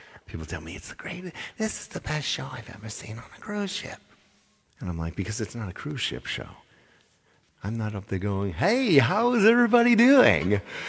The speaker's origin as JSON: {"language": "English", "region": "Indiana", "country": "United States", "said": "I'm from Indiana."}